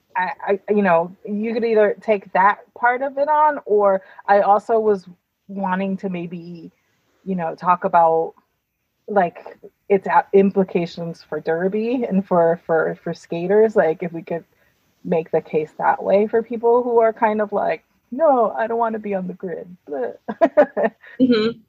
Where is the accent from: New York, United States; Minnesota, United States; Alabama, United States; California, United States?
New York, United States; I say I'm from mm-hmm. New York